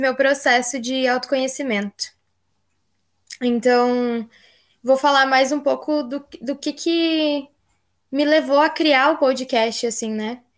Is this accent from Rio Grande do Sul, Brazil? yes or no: yes; Rio Grande do Sul, Brazil; also born or lived in Tocantins; Eu sou nascida no Tocantins e moro desde nova aqui no Rio Grande do Sul